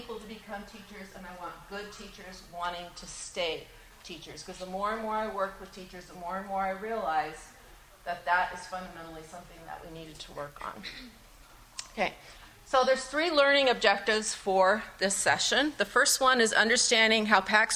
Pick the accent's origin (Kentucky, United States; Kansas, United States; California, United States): California, United States; Los Angeles; now in Northwest Ohio, United States; I grew up in Los Angeles